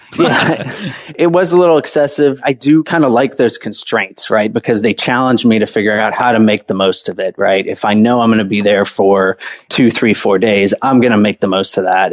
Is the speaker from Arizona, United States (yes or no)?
no; Atlanta, Georgia, United States; I grew up in the suburbs of Atlanta, actually, you know, never really uh, left the country until after college